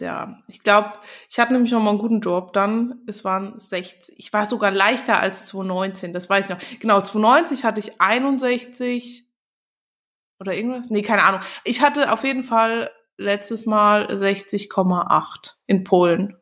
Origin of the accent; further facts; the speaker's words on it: Germany; Bei uns in Deutschland